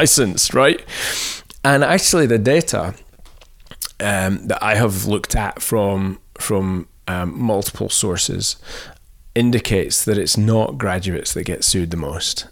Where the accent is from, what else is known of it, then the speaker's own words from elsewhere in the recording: Scotland, United Kingdom; moved away as an adult; also born or lived in England; I'm Scottish